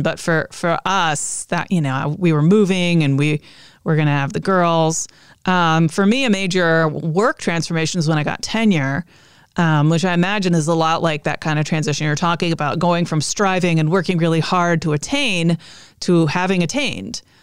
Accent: United States; I'm an American

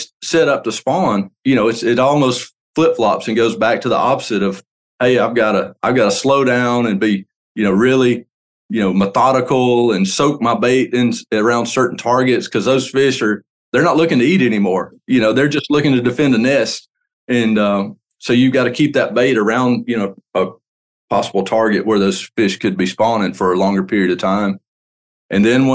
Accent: Lake Martin, Alabama, United States; I grew up on Lake Martin

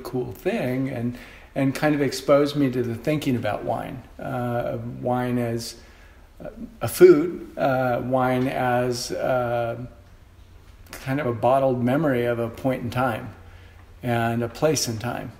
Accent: Monterey, California, United States; moved away as an adult; now in Oregon, United States; I grew up on the Monterey Peninsula in Central Coast, California

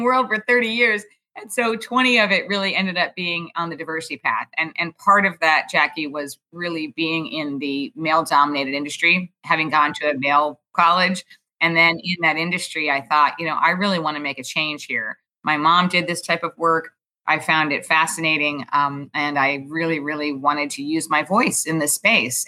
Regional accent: New York City, New York, United States; also born or lived in Houston, Texas; I grew up in Manhattan, actually, on the Upper East Side in, of Manhattan

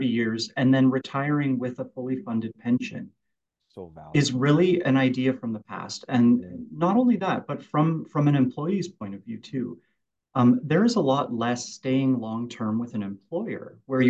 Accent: Kelowna, British Columbia, Canada; I was born and raised out around Winfield and Kelowna and always kind of worked around

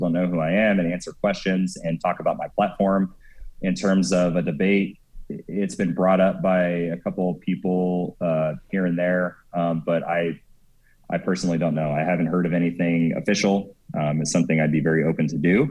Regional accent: Ukiah, California, United States; I grew up in Ukiah. I was there like my whole life, pretty much

